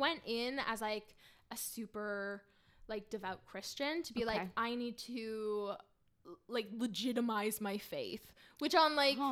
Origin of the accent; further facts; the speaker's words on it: Winnipeg, Manitoba, Canada; I'm from Winnipeg. Winnipeg. Manitoba.